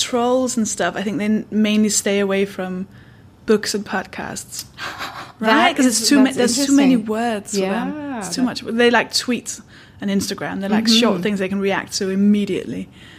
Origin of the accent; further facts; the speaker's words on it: Denmark; English is a second language; for me, I'm from Denmark. It's my second language.